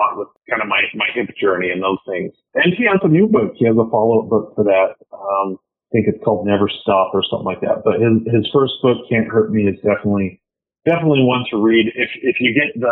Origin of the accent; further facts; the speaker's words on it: Pacific Northwest, United States; moved away; I'm from the Pacific Northwest